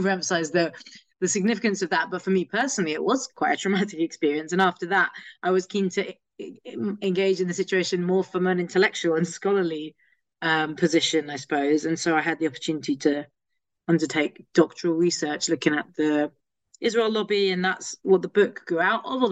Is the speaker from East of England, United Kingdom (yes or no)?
no; London, United Kingdom; I'm a Londoner. Grew up here, still based here